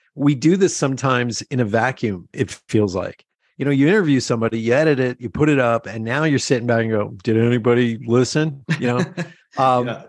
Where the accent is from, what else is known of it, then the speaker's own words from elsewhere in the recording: Pennsylvania Dutch area, United States; We're from that, you know, that uh, Pennsylvania Dutch area